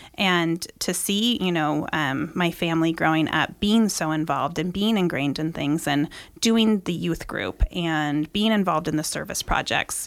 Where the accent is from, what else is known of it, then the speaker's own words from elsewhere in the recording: Granite Bay, California, United States; also born or lived in Bay Area, California; I grew up in, like, the Granite Bay, Loomis area, but originally born in the Bay Area